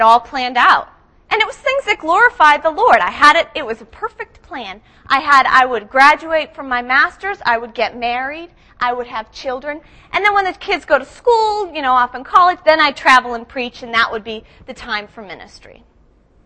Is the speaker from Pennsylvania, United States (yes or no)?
no; Boston, Massachusetts, United States; moved away as an adult; also born or lived in Lakeland, Florida; I grew up in Boston